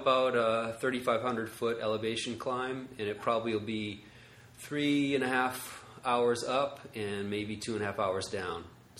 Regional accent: Maine, United States; now in Los Angeles, United States; I grew up in Maine in a small town.

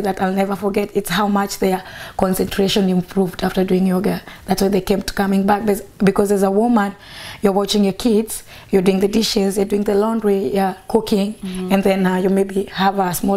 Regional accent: Nairobi, Kenya; I grew up in Karubangi. It's next to the second biggest slum in Nairobi

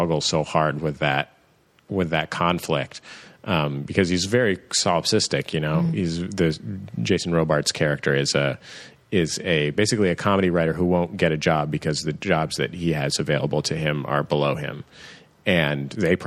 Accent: San Francisco, California, United States; I grew up in the Mission in San Francisco

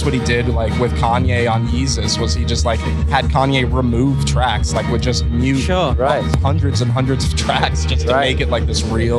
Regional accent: Florida, United States; also born or lived in Chicago; I'm from Florida

